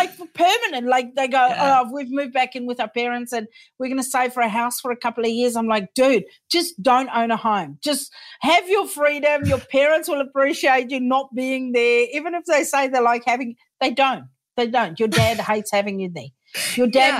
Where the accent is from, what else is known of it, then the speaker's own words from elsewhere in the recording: South Africa; also born or lived in United States / United Kingdom; now in New Zealand; I immigrated from South Africa first to the US, then to the UK, then back to South Africa, then to New Zealand.